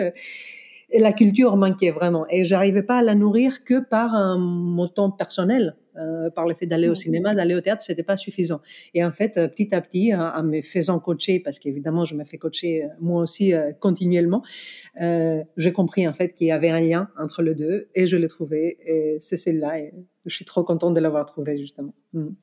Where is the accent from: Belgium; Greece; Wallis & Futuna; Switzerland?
Greece; accent: Greek; French is a second language; moved away as an adult; now in France; je suis grec, je, même pas des origines grecques. Je suis vraiment grec. Je suis venue ici à mes 25 ans pour finir mes études